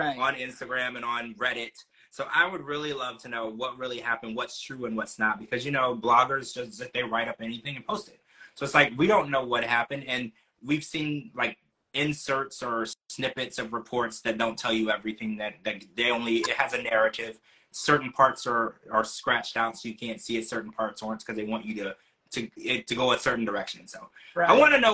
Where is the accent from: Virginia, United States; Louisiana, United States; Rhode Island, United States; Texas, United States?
Louisiana, United States; also born or lived in Ohio; now in Florida, United States; I grew up in Louisiana, and I used to go horseback riding